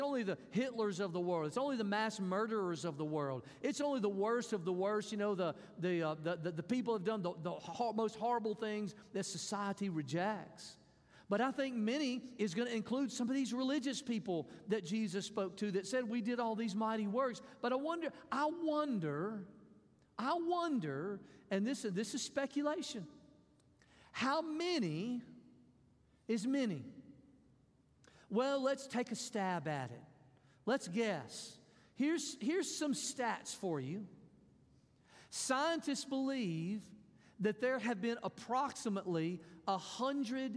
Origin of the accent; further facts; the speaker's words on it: Mississippi, United States; I'm from Mississippi.